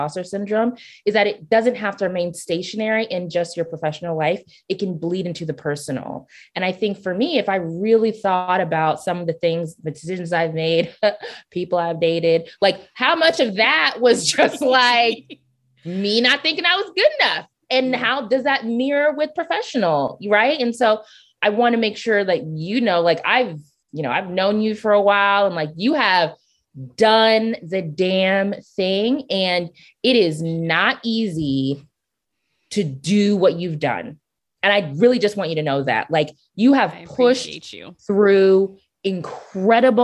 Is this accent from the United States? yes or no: no; Nigeria; I'm Nigerian